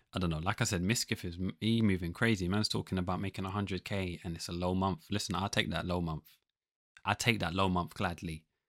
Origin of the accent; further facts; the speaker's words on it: London, United Kingdom; I'm the guy from London